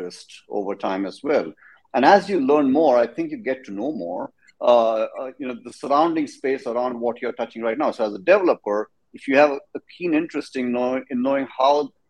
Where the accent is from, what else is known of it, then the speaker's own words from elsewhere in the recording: India; moved away as an adult; also born or lived in Texas, United States; now in San Antonio, United States; I'm from India. Come from a place of over a billion people. Love that country. Did my undergrad as a computer engineer. Came to the States in about, I don't know, a long time ago, 22 years ago.